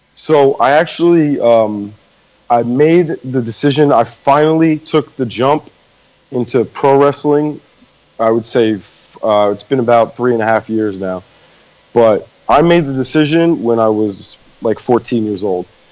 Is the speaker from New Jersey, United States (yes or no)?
yes; New Jersey, United States; I went to uh, Colonial High School out in Jersey